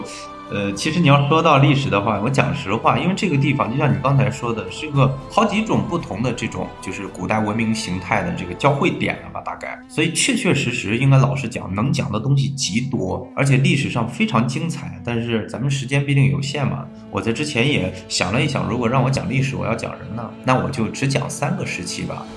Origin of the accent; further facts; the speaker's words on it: Northwest China, China; 人家苏州人到我们大西北来玩，他对我们的感觉就是，就这边的城市没有城市感。我们西北人听了特别心酸啊